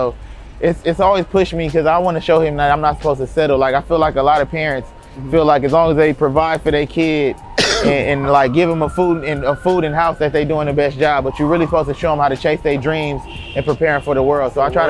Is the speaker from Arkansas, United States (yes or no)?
no; Compton, California, United States; I'm a rapper from Compton.